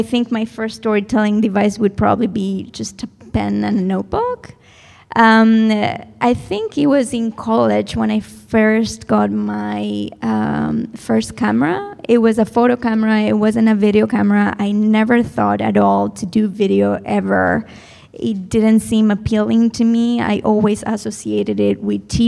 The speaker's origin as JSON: {"language": "English", "town": "Madrid", "region": "Community of Madrid", "country": "Spain", "tie": "born or raised there", "moved": "as an adult", "said": "I was born there"}